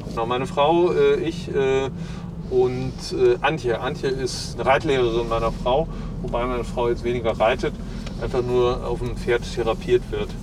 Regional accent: Issum, North Rhine-Westphalia, Germany; Hier bin ich in die Grundschule gegangen

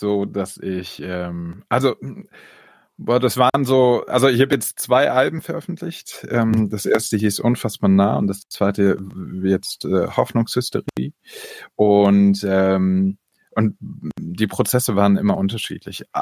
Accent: Berlin, Germany; also born or lived in near Hamburg; now in Ludwigsburg, Germany; bin aber geboren in der Nähe von Hamburg und aufgewachsen am Stadtrand Berlin

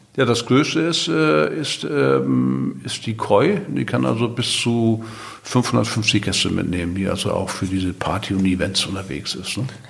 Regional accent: Nordstrand, Schleswig-Holstein, Germany; now in Sylt, Germany; Geboren bin ich auf Nordstrand. Ne? Das ist ja eine Halbinsel, damit bin ich ja ein Halbinsulaner. Aber auf Sylt wohne ich seit Anfang der 80er Jahre oder genau seit 1981.

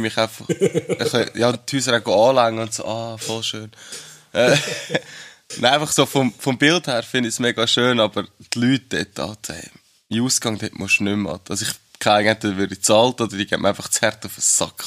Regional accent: Schwyz, Switzerland; als einer vom Kanton Schweiz, hat man natürlich unseren eigenen Dialekt

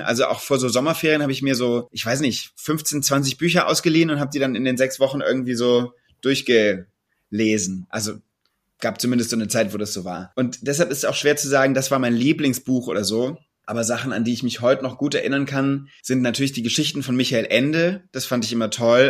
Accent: Mainz, Rhineland-Palatinate, Germany; also born or lived in Bad Kreuznach; ich bin in Mainz geboren und, ähm, auch dort zur Grundschule gegangen, in Mainz-Bretzenheim. Und als wir, als ich zehn Jahre alt war, sind wir aber aufs Land gezogen. Und dann bin ich in Bad Kreuznach oder Umgebung von Bad Kreuznach aufgewachsen

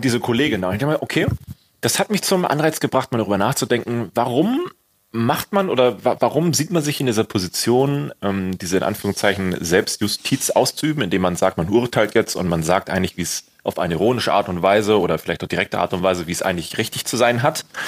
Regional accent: Germany; bei uns in Deutschland

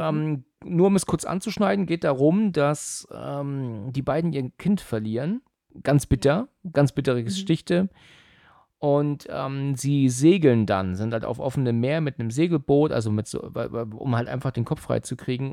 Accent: Husum, Schleswig-Holstein, Germany; moved away; Ich komme ja ursprünglich aus Husum

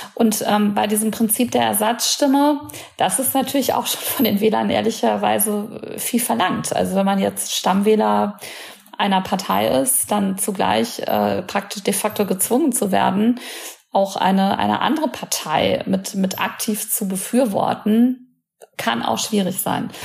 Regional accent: near the Ruhr area, North Rhine-Westphalia, Germany; ich komme aus NRW, also ich kenne das mhm. ganz gut. Ich komme auch aus der Nähe des Ruhrgebiets

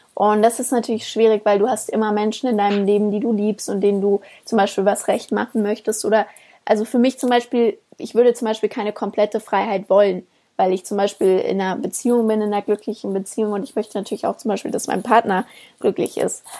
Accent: Germany; bei uns in Deutschland

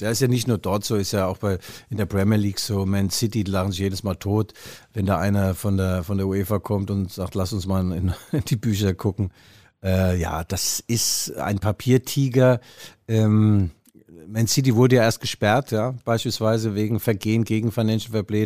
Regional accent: Mainz, Rhineland-Palatinate, Germany; ich komme aus Mainz, bin Mainzer

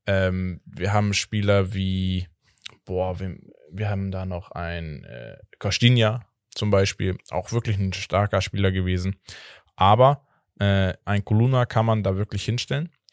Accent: Portugal; als Portugiese

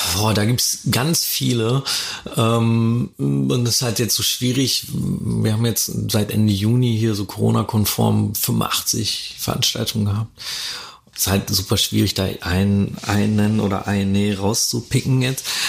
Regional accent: Dortmund, North Rhine-Westphalia, Germany; ich komme aus Dortmund oder aus dem Ruhrgebiet

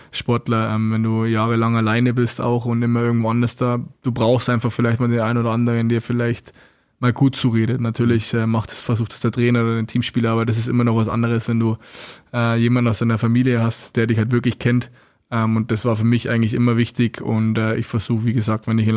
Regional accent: Landshut, Bavaria, Germany; meine ganzen Jungs, meine, meine Clique in dem Fall, mit denen, wo ich groß geworden bin vom Eishockey her, die wohnen alle in Landshut

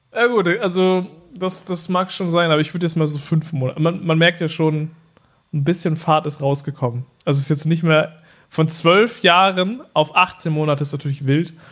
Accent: Norden, Lower Saxony, Germany; in meiner Heimatstadt Norden

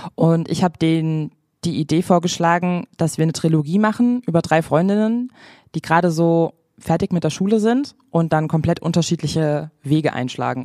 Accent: Frankfurt, Hesse, Germany; Ich komme aus Frankfurt, also ganz in der Nähe von Offenbach

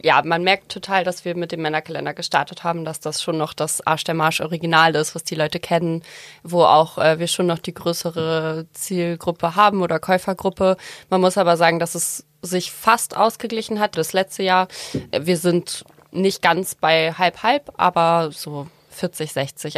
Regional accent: Heide, Schleswig-Holstein, Germany; ich komme aus Heide

